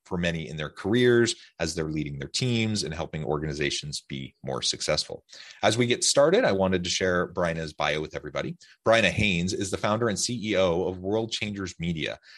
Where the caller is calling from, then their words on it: Utah, United States; I'm south of Salt Lake City in Utah.